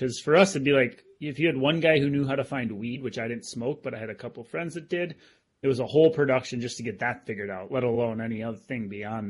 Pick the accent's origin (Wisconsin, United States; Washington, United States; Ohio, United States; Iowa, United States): Wisconsin, United States; Green Bay; growing up in Green Bay, okay. Wisconsin.